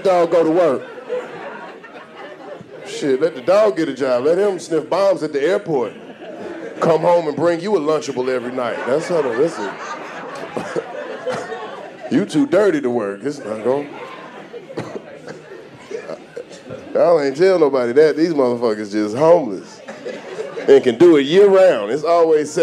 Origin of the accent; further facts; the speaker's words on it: the South, United States; I'm from the South